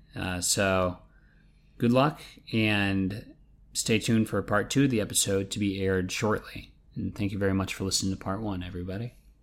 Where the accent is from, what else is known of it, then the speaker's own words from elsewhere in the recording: New England, United States; I'm from New England